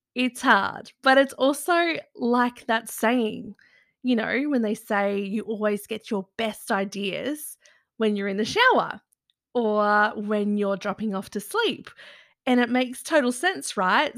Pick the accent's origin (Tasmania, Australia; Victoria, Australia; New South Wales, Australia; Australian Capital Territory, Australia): New South Wales, Australia; Byron Shire; I grew up in the Byron Shire